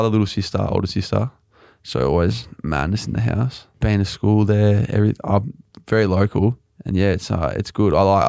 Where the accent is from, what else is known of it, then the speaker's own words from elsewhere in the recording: Sandringham, Victoria, Australia; I'm a Sandringham Base boy. Moved around there a few times, but not out of Sandringham.